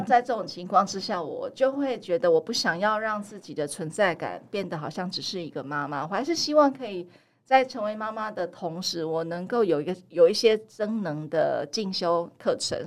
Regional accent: New Taipei, Taiwan; moved away as an adult; also born or lived in United States; now in Kaohsiung, Taiwan; 对我来说呢，呃，高雄是我的第二个故乡。那其实我的第一个故乡是新北市。嗯。呃，我从小是在台北求学与念书，那所以大学毕业之后也留在台北工作

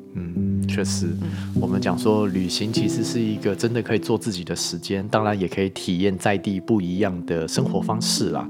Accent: Taiwan; 我们台湾人

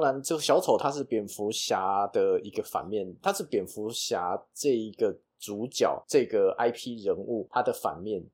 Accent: Taiwan; 我们台湾人

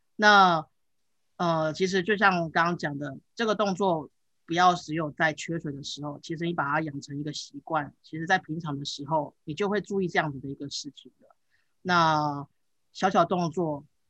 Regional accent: Taichung, Taiwan; 我，我，我小时候就是长，是，哎，在台中长大，那，那，呃，德基水库其实在我们家，呃，上面而已，因为我家住东市

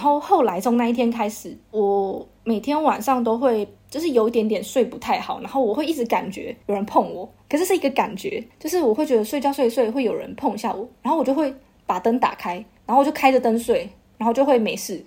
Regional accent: Taichung, Taiwan; 我们家是台中人

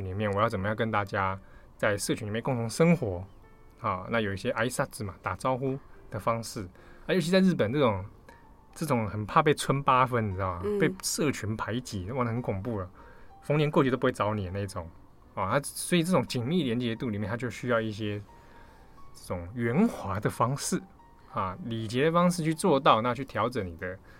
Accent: Taiwan; 我大喜欢台湾境，我是台湾人啊。我们过农历新年

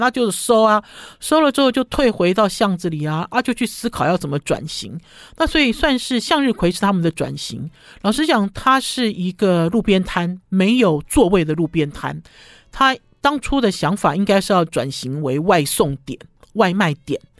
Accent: northern Taiwan, Taiwan; 它其实不是我们北部人习惯的炒羊肉的类型

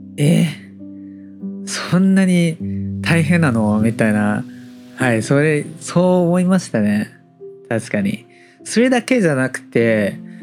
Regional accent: Taiwan; Japanese is a second language

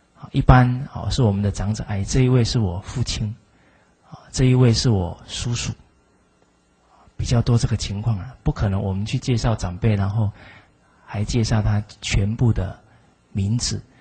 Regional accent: Zuoying, Kaohsiung, Taiwan; 我来自左营

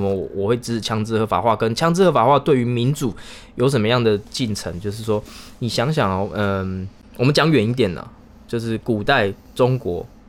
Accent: Taiwan; 我们台湾人不是智障

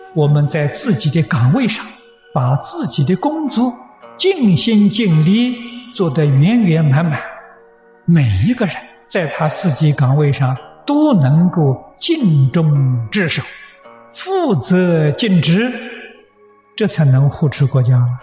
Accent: China; 我们中国人常讲忠心报国啊

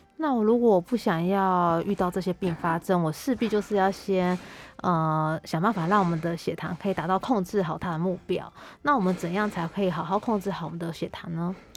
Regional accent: Taiwan; 我们台湾人其实蛮爱吃很多美食的，而且台湾的美食非常多

